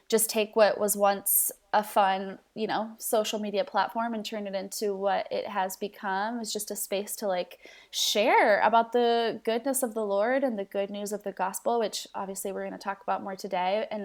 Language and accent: English; Mexico City, Mexico; moved away as an adult; also born or lived in Tulsa, Oklahoma; now in United States; I was born in Tulsa, Oklahoma, raised in Mexico City, Mexico. Parent uh, parents are missionaries, so I grew up um, in Mexico City for 15 years.